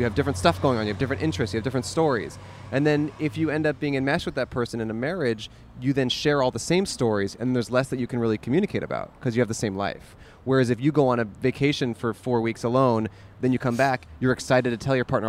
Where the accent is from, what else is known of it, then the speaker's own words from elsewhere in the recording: Alameda, California, United States; I'm originally from Alameda.